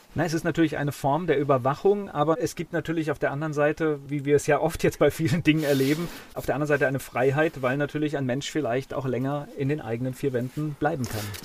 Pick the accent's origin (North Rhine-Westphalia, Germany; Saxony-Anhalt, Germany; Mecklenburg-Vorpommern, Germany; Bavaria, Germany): North Rhine-Westphalia, Germany; Kamen; ich komme ja aus Kamen gebürtig